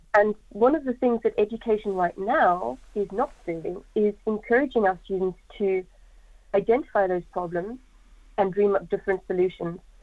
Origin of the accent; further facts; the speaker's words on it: South Africa; now in United Kingdom; I'm from South Africa